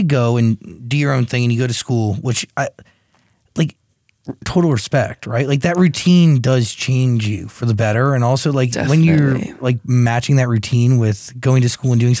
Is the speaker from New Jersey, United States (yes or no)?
yes; New Jersey, United States; I grew up in New Jersey, close to Manhattan